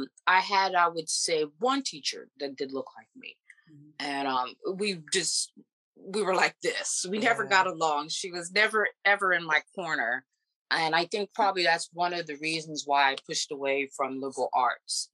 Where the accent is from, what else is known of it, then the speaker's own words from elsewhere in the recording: Charles County, Maryland, United States; also born or lived in Houston, Texas; I was born and raised in Houston, Texas and in Maryland